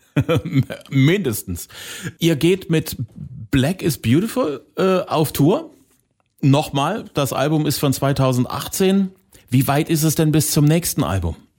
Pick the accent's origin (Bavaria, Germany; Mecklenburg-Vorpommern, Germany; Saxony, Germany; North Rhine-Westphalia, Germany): Saxony, Germany; hier bei uns in Sachsen